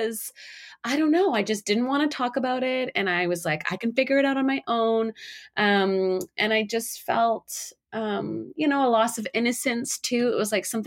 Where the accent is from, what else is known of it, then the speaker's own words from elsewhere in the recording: Canada; I grew up in Canada